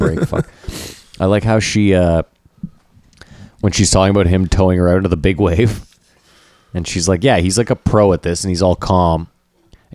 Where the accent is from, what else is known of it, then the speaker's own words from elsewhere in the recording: Canada; I was Canadian